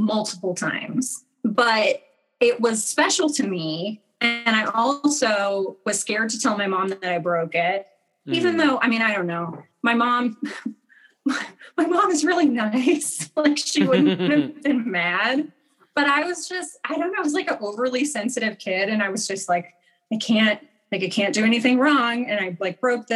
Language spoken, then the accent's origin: English; rural Missouri, United States; I grew up in Missouri, in rural Missouri